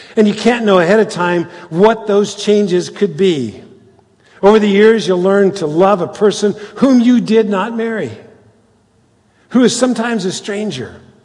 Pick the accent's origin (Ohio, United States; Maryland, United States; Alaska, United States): Ohio, United States; Cincinnati; we're Cincinnatians